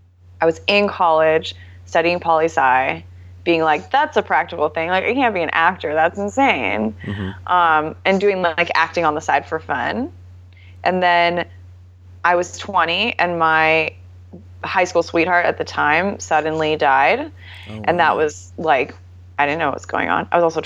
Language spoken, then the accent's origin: English; Northern California, United States; I grew up in Northern California. Okay. So like Sonoma County, Napa area.